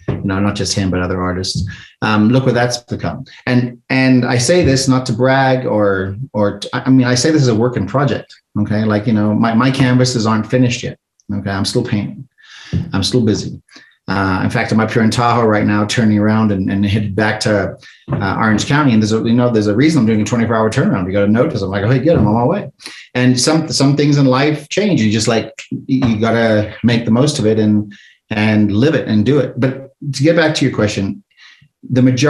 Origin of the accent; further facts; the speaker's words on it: South Africa; moved away; I'm an immigrant from South Africa. I came over here with nothing